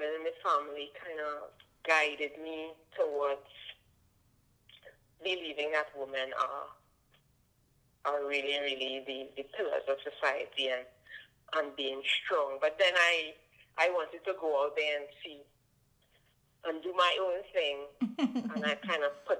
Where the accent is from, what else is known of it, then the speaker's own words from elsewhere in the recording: Trinidad & Tobago; I am. I was born here